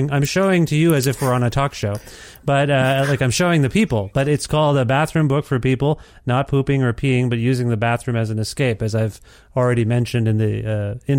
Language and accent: English; Kitchener-Waterloo, Ontario, Canada; now in Edmonton, Canada; I am from Ontario, not too far from Buffalo, in the Kitchener Water